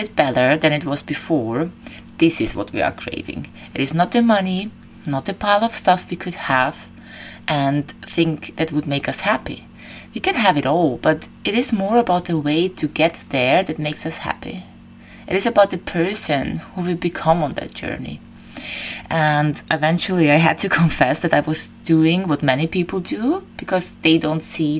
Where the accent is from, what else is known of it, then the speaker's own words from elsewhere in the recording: Vienna, Austria; moved away as an adult; now in Crete, Greece; I left my hometown Vienna and I moved to Crete